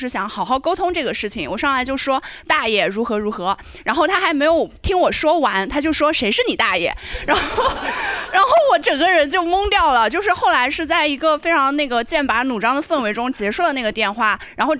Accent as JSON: {"language": "Chinese", "region": "Anhui", "country": "China", "moved": "yes", "lives_now": "Shanghai, China", "said": "我不是上海人。我是安徽人"}